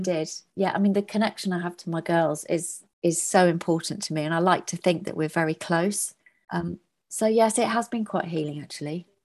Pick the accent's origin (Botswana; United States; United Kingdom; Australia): United Kingdom; Birmingham, West Midlands; also born or lived in Northampton; I was born in Northampton and brought up in the Midlands in Harborne in Birmingham.